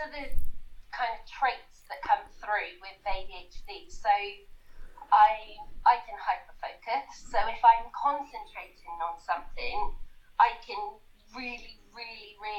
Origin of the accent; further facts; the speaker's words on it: Somerset, South West England, United Kingdom; now in New Zealand; I'm from England originally, the southwest